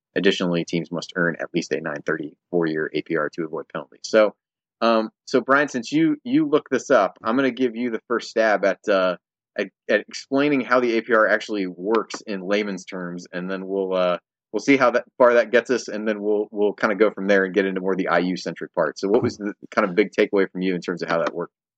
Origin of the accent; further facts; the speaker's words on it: Indiana, United States; from my time growing up in Indiana